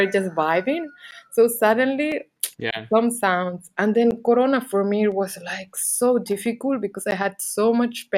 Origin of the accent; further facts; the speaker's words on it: Canary Islands, Spain; English is a second language; moved away as an adult; also born or lived in Barcelona / England; I'm from Canary Islands, and then I lived some bit in Barcelona